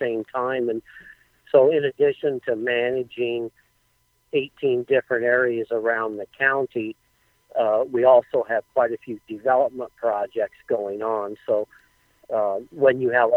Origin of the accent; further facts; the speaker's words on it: Newton, Iowa, United States; I grew up in Newton, Iowa